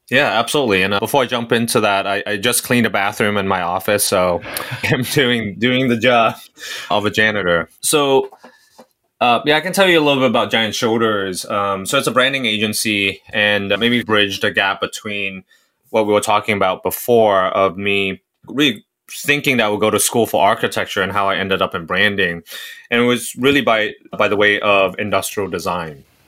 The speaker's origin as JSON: {"language": "English", "country": "Hong Kong", "tie": "born or raised there", "also_born_or_lived": "Singapore", "moved": "as an adult", "lives_now": "United States", "said": "So I'm from Singapore. Uh, I grew up in Hong Kong. I came to the U S for college or university"}